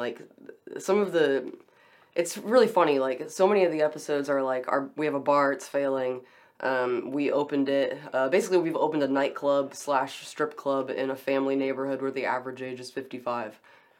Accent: Beaumont, Texas, United States; I'm from Beaumont.

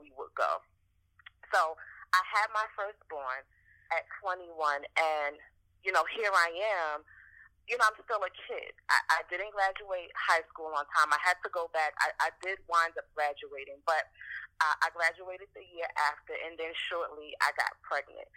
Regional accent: New York City, New York, United States; also born or lived in Portsmouth, Virginia; I am born and raised in Brooklyn, New York

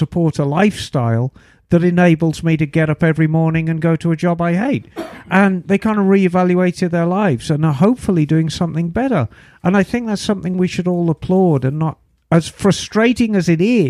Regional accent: Flanders, Belgium; English is a second language; now in Czech Republic; But I'm a Flemish expat, so not sure how that accent will be handled.

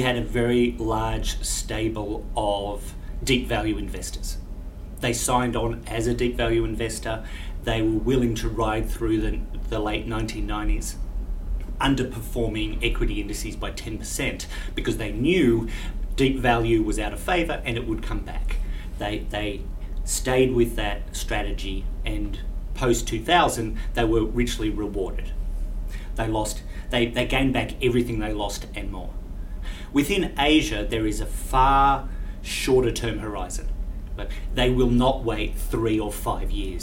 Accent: Australia; my presence as an Australian here

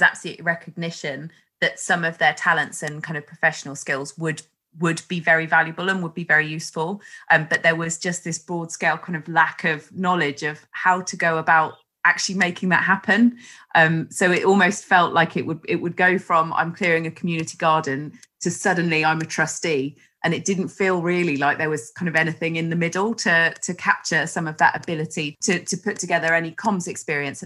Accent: West Country, South West England, United Kingdom; growing up in the West Country

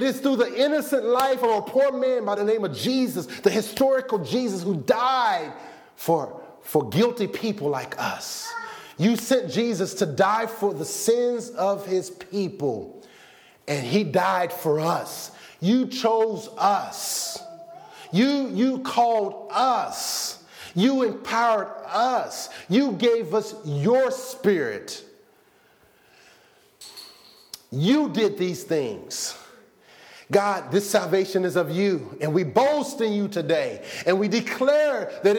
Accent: Arkansas, United States; I was born in Arkansas.

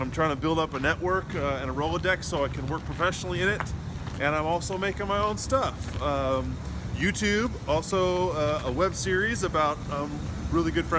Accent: California, United States; now in Washington, D.C., United States; I'm originally from California, so my family is still there

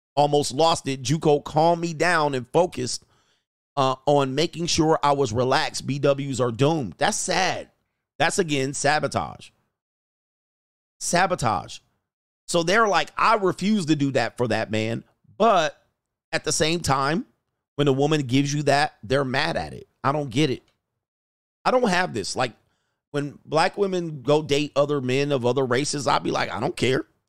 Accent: Southern California, United States; I'm from Southern California

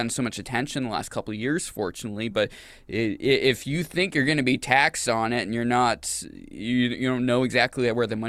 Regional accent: Maine, United States; moved away; I grew up in Maine.

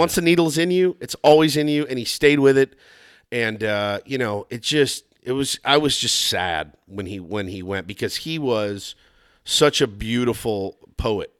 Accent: Texas, United States; I'm from Texas

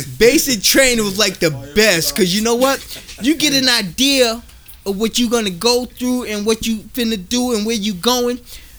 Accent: New York, United States; I'm from New York. I don't believe shit unless I see it.

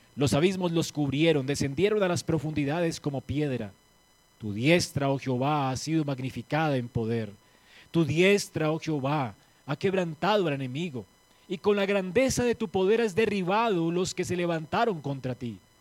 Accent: Colombia; aquí en Colombia

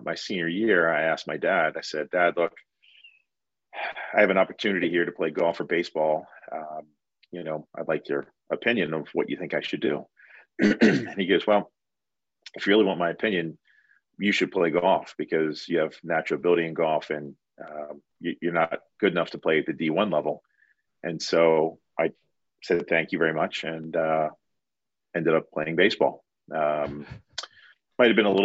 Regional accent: Maryland, United States; now in Sarasota, United States; That's where my hometown is

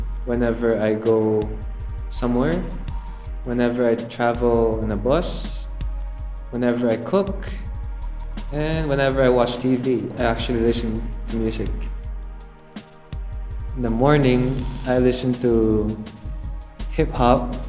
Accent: Macau; I'm from Macau, born and raised.

